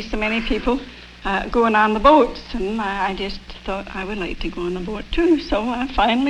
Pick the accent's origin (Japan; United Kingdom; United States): United Kingdom; Airdrie, Scotland; moved away; I'm from Airdrie, Scotland.